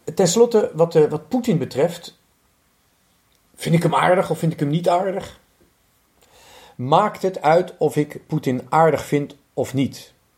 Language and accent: Dutch; Netherlands; moved away; also born or lived in Lithuania; Ik ben Hollander